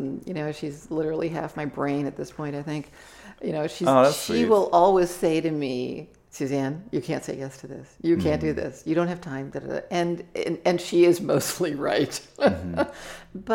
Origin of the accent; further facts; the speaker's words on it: Santa Barbara, California, United States; moved away; Santa Barbara, mm-hmm. where my hometown.